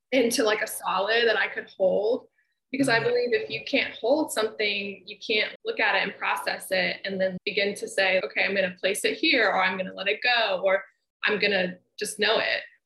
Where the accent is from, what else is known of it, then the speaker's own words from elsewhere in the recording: Memphis, Tennessee, United States; moved away as an adult; also born or lived in Ohio; visit my hometown